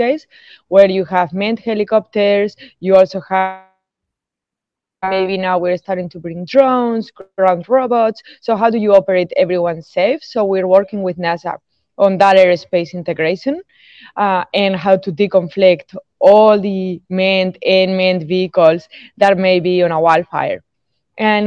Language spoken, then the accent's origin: English; Spain; now in Tampa, United States; I'm originally from Spain